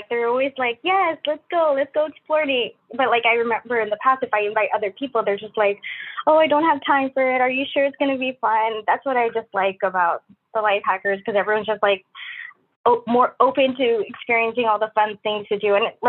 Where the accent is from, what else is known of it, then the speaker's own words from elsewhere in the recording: Philippines; moved away; especially when I moved here from Philippines. It became like a new place to me and I didn't have that many friends.